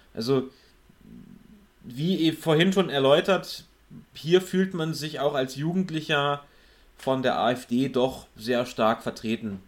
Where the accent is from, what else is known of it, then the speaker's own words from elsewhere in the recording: West Germany, Germany; mich als Wessi